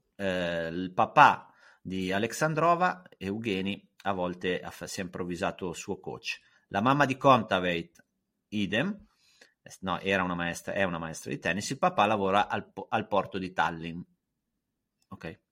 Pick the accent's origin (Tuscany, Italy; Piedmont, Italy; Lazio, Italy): Piedmont, Italy; Lake Maggiore; io sono piemontese e ho, insomma, sono anche se poi vivevo in un posto dove ci sentiamo forse più lombardi sul lago Maggiore